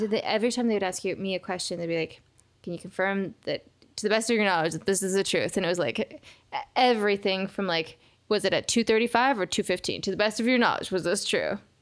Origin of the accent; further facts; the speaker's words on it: Seattle, Washington, United States; moved away as an adult; now in Los Angeles, United States; I've never lived in Turkey. I was raised in Seattle